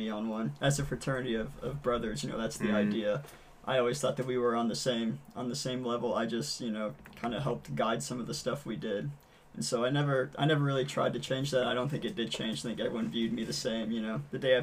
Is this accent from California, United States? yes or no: no; Louisville, Kentucky, United States; Growing up in the Louisville, Kentucky